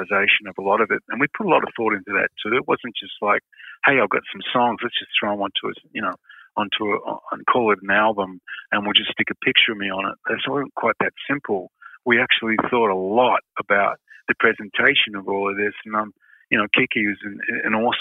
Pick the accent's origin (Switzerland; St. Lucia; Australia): Australia; Perth, Western Australia; when I was a little kid and I grew up in Perth